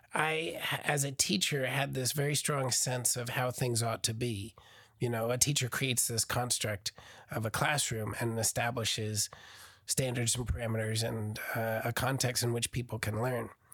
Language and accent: English; Burnersville, New Jersey, United States; born or raised there; now in Oklahoma, United States